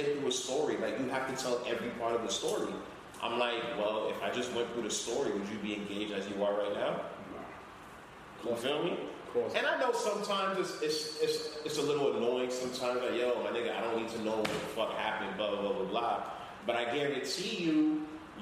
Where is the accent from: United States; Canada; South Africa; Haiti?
Haiti; accent: Caribbean; English is a second language; moved away; I know I don't speak English perfectly. I'm from Haiti